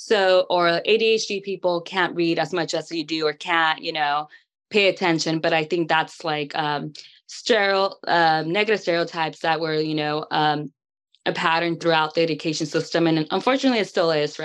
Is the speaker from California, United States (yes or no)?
yes; California, United States; I'm from California